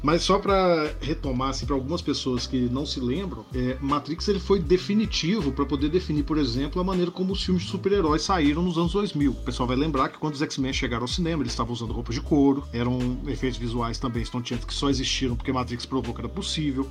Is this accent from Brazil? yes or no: yes; Brazil; nós falamos em português, somos brasileiros